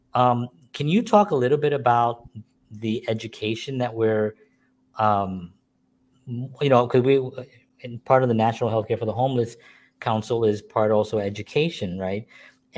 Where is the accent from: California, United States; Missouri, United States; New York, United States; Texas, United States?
New York, United States; New York City; I grew up in the Bronx